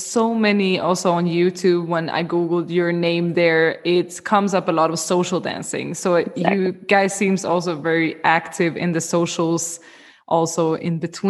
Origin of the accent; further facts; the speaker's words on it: Sweden; moved away; I come from Sweden originally